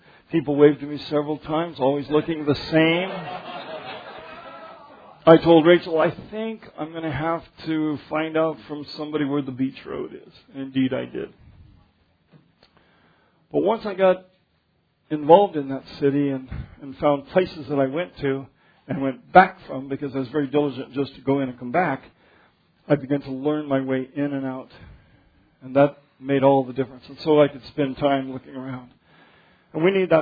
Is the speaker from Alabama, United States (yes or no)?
no; Denver, Colorado, United States; I grew up in Denver where things are laid out straight